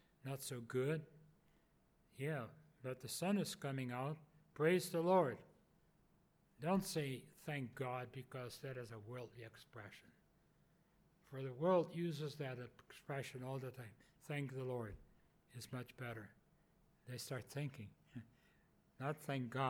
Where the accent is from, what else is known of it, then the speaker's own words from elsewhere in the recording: Netherlands; moved away; originally from the Netherlands.